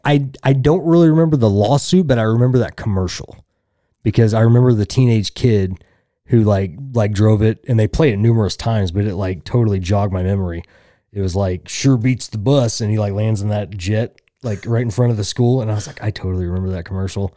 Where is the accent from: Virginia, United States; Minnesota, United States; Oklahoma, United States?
Oklahoma, United States; Tulsa; I'm some schmuck from Tulsa